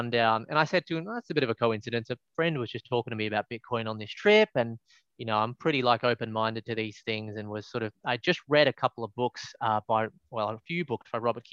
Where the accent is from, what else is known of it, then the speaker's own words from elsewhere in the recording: Melbourne, Victoria, Australia; moved away; I'm from Melbourne originally